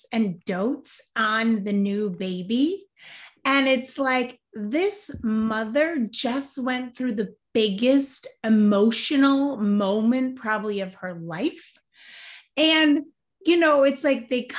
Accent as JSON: {"language": "English", "region": "Wisconsin", "country": "United States", "said": "I'm from Wisconsin"}